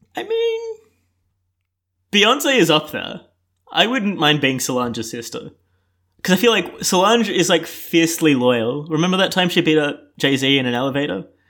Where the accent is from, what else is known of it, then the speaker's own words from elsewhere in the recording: Melbourne, Victoria, Australia; I'm twenty-three. I'm from Melbourne